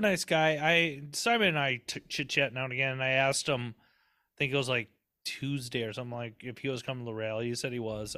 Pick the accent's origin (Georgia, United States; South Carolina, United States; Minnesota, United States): Minnesota, United States; Southern; accent: Southern twang; twang from growing up in Southern Minnesota